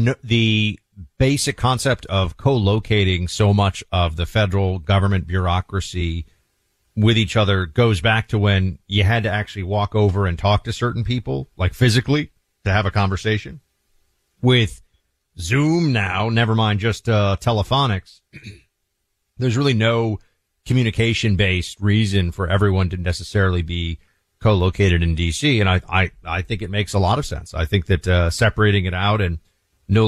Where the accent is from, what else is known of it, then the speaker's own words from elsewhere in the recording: New York, United States; moved away; also born or lived in Northern Virginia; I grew up in New York